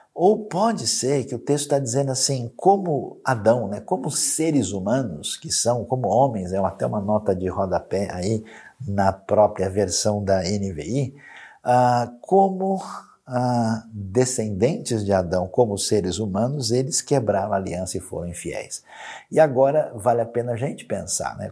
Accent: Brazil; nós que somos brasileiros irmanados nessa terra tão bonita

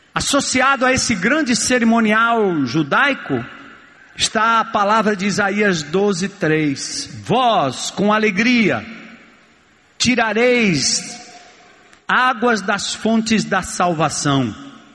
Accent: São Paulo, Brazil; eu nasci e me criei em São Paulo

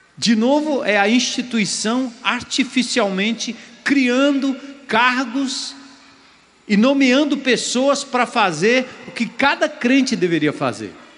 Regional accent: Brazil; nós, como brasileiros

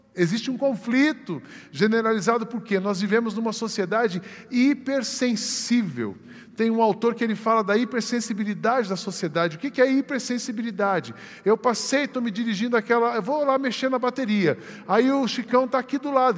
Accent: Brazil; Somos brasileiros, temos passaporte

